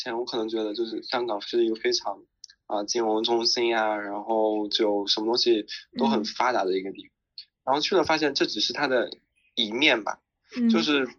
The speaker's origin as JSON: {"language": "Chinese", "country": "China", "tie": "born or raised there", "also_born_or_lived": "Xinjiang", "moved": "as an adult", "lives_now": "Hong Kong", "said": "我在内地长大"}